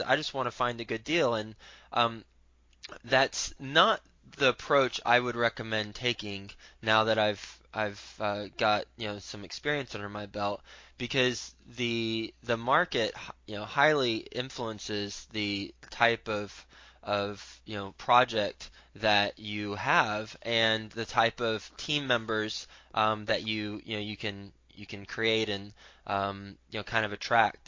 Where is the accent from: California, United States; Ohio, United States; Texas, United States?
Texas, United States; Fort Worth; I'm from Fort Worth, Texas